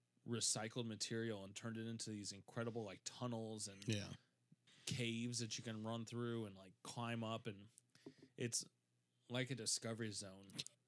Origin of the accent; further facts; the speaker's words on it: St. Louis, Missouri, United States; growing up in St. Louis, like I knew all the places